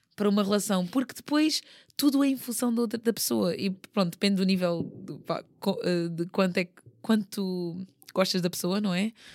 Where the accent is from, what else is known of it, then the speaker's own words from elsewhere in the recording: Portugal; moved away as an adult; also born or lived in South Korea; é o meu país, pronto, eu, foi onde eu cresci